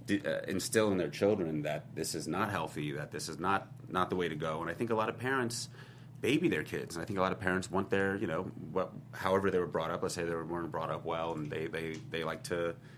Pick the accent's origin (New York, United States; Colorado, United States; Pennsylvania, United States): New York, United States; now in Los Angeles, United States; I'm a New Yorker